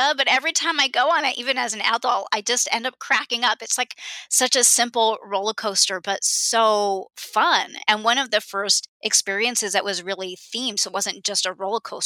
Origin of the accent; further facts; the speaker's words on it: Southern California, United States; I grew up in Southern California and have been to Disneyland hundreds of times.